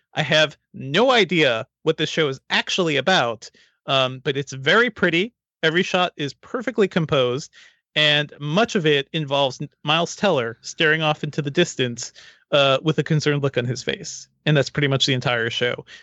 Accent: Guyana; now in United States; Guyana, my home country

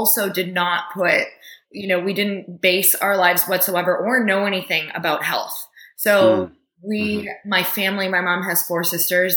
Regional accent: Upper Michigan, United States; I grew up in Upper Michigan in a tiny town

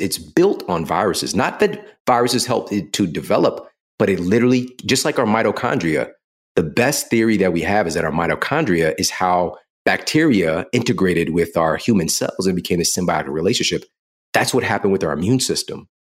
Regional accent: St. Louis, Missouri, United States; I'm from Saint Louis

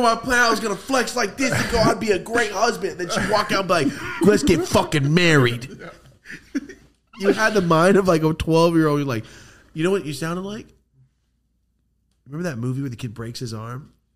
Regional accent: Buffalo, New York, United States; I'm from Buffalo.

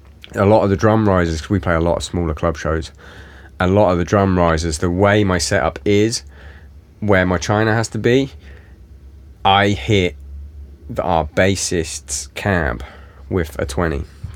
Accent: England, United Kingdom; Dual, if you're American. Dual. Yeah, sorry, dual. I'm English.

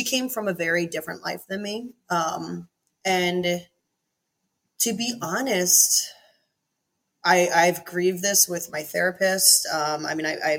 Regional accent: East Coast, United States; I come from East Coast, not a perfect family, but middle class.

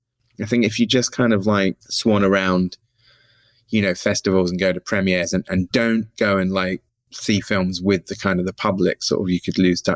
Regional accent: Somerset, South West England, United Kingdom; moved away as an adult; now in London, United Kingdom; growing up in Somerset and it being sleepy and bucolic.

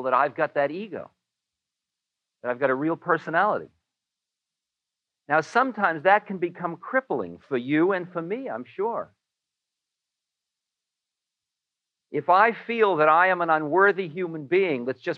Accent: Newton, Massachusetts, United States; I am a boy from Newton

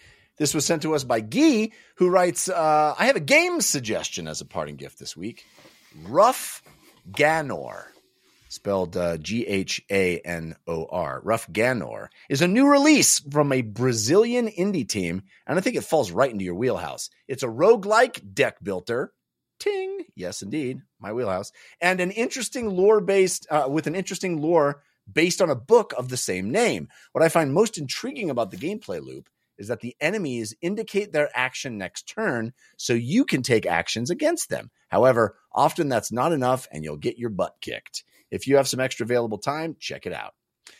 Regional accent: California, United States; Where I grew up, you know, I grew up in the Bay Area.

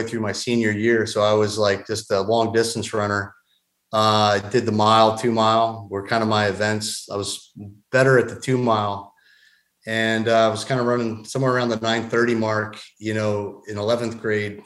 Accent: Doylestown, Pennsylvania, United States; now in Georgia, United States; I was born and raised in a small town about 45 minutes north of Philadelphia. I call it Doylestown.

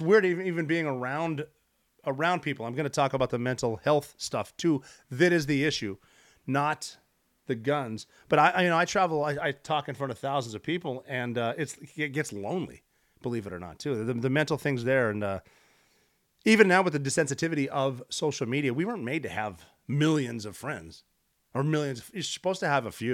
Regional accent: Butte, Montana, United States; moved away; my hometown, Butte, Montana

